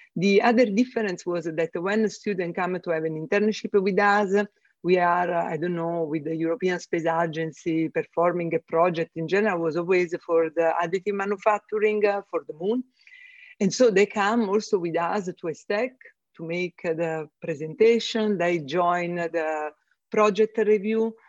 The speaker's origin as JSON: {"language": "English", "country": "Italy", "first_language": "Italian", "second_language": "English", "moved": "as an adult", "lives_now": "Germany", "said": "two from Italy and one from UK"}